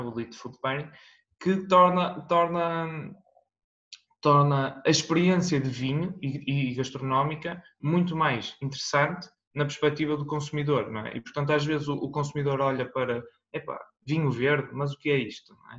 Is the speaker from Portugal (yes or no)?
yes; Guimarães, Norte, Portugal; eu nasci cá em Guimarães